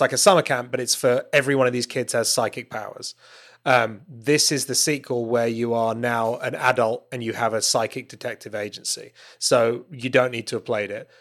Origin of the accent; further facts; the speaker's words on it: United Kingdom; I'm a Brit